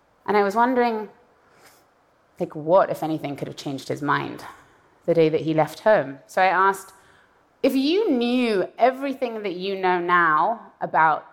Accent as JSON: {"language": "English", "country": "Iran", "tie": "born or raised there", "moved": "yes", "said": "I was born in Iran and I left in the aftermath of a violent revolution."}